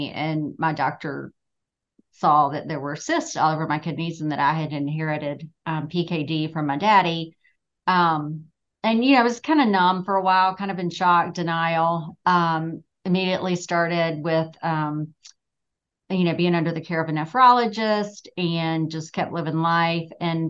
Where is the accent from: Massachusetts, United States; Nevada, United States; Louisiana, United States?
Louisiana, United States; now in Greensboro, United States; I live here in Greensboro. I'm originally from Louisiana, but I've been here almost as long as I was in Louisiana.